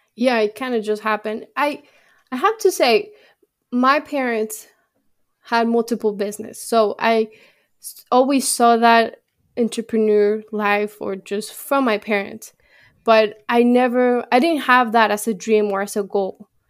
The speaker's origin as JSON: {"language": "English", "country": "Mexico", "moved": "yes", "said": "I'm from Mexico. So my heart is with Mexico."}